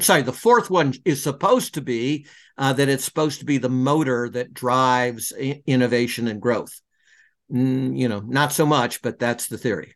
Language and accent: English; Detroit, Michigan, United States; growing up in Detroit, Michigan